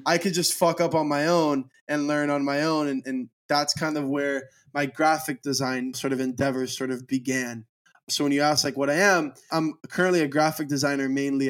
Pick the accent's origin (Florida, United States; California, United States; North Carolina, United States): Florida, United States; Miami; I'm a Miami native, and I love Miami to the core of me